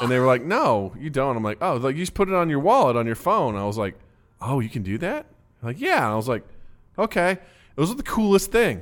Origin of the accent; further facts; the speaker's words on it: Kirksville, Missouri, United States; moved away; My hometown, not nearly as bad as a lot of other places in Missouri